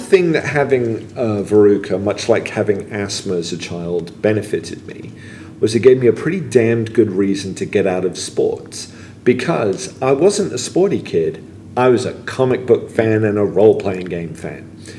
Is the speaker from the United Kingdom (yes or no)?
yes; England, United Kingdom; You know, I was an American kid growing up in England.